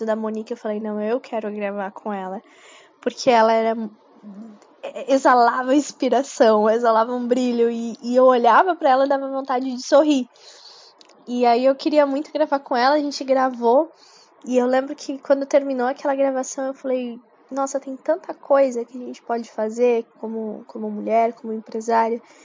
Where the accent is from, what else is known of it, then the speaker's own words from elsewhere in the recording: São Paulo, Brazil; sou de São Paulo e atuo na área de marketing para comércio exterior